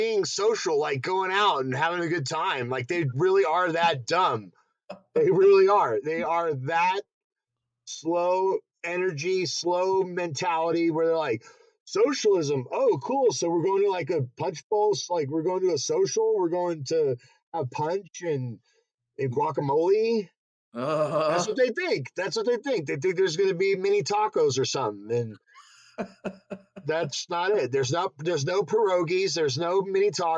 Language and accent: English; Denver, Colorado, United States; not even from the South. I was born in Denver.